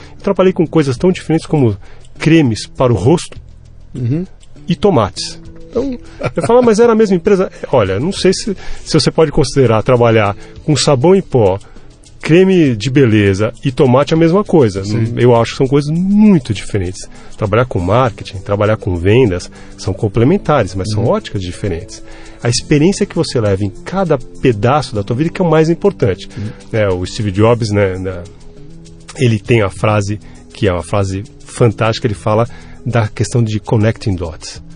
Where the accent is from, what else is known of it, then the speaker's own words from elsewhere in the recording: Brazil; eu sou um cidadão brasileiro que paga os impostos